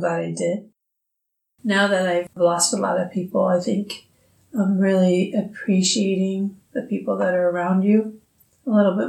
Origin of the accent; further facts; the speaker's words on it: Des Moines, Iowa, United States; I grew up here in Des Moines